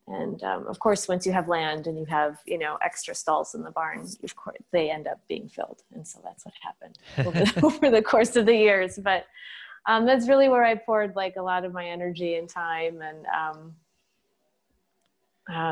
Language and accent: English; Eau Claire, Wisconsin, United States; I grew up in Eau Claire, Wisconsin